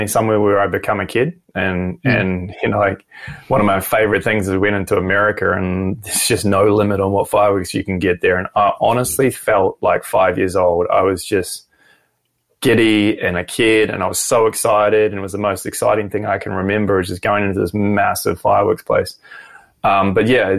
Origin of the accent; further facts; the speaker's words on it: New Zealand; moved away as an adult; now in Brisbane, Australia; Kiwi, born and raised in New Zealand and moved here when I was 25